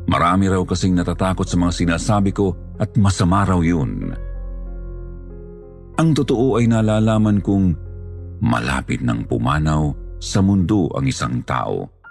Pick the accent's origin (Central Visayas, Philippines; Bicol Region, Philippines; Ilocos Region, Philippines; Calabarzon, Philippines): Calabarzon, Philippines; tubong Cavite.